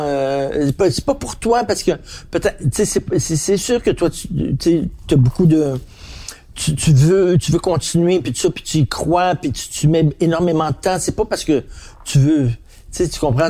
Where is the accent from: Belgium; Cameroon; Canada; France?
Canada; Montreal, Quebec; je viens de Verdun